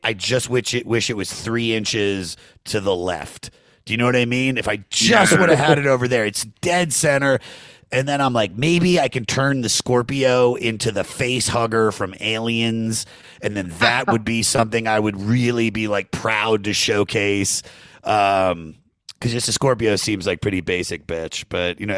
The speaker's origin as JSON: {"language": "English", "region": "Maryland", "country": "United States", "said": "I'm from Maryland."}